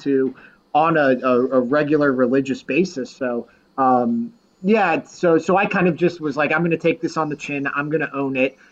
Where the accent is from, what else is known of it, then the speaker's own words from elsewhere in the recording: Columbus, Ohio, United States; now in Cleveland, United States; I grew up in Columbus